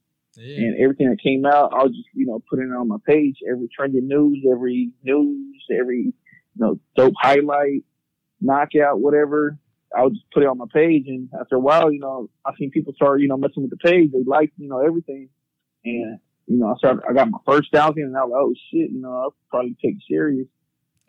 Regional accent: Sacramento, California, United States; I'm from Sacramento

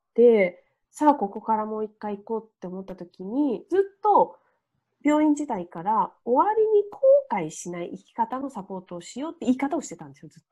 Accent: Niigata, Japan; moved away; 私の実家新潟で離れている

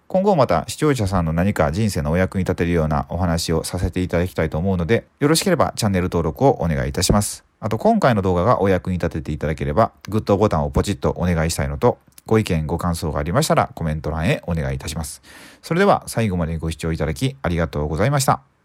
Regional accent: Suzuka, Mie, Japan; 僕の地元の三重県の鈴鹿

